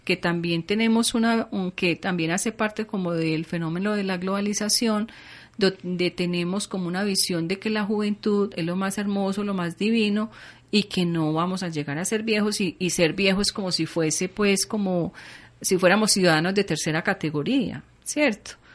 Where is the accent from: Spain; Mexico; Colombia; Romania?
Colombia; quiénes somos los colombianos